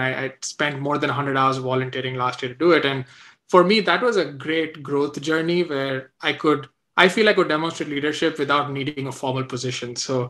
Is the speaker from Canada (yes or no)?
no; Vadodara, Gujarat, India; moved away; also born or lived in Vellore, Tamil Nadu; I grew up in Baroda, so definitely very connected there.